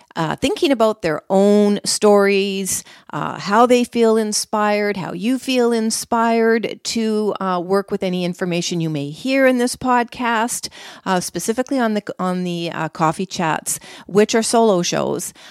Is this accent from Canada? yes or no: yes; Canada; I'm from Canada